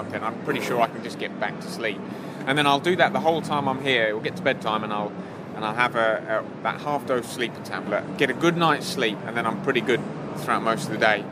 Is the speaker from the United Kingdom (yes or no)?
yes; England, United Kingdom; I'm not from around here. I'm from sunny Blighty. Yes, I'm from England.